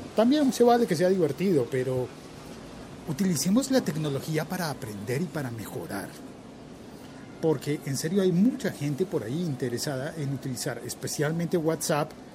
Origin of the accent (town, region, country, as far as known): Colombia